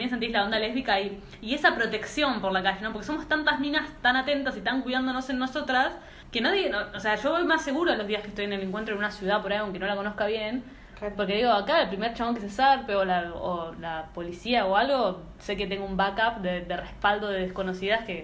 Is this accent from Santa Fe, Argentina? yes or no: no; Mar del Plata, Buenos Aires Province, Argentina; estaba, yo soy de Mar del Plata, estaba en Mar del Plata, me había ido a pasar el fin de largo